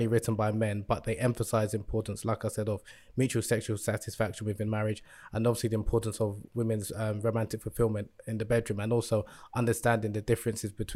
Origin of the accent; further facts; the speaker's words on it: Nigeria; moved away; I'm originally from Nigeria